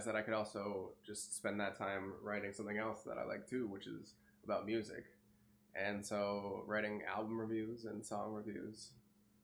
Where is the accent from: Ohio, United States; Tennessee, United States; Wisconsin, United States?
Wisconsin, United States; I'm from Wisconsin